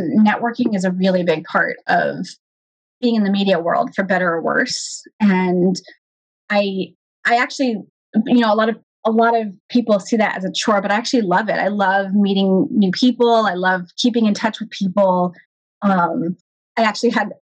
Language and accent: English; Los Angeles, California, United States; first language Hebrew; English is a second language; now in Northern California, United States; it was really very much a first generation experience growing up in Los Angeles.